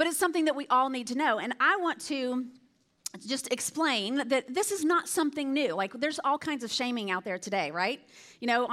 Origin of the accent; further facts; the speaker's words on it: Alabama, United States; moved away; I'm from Alabama. That's hence the accent. You'll hear me say y'all or all y'all or whatever.